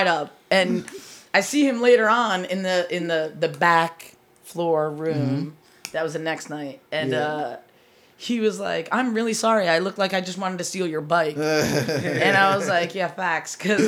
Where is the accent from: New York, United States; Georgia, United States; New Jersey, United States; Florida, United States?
New Jersey, United States; Asbury Park; And we're from Asbury Park, New Jersey.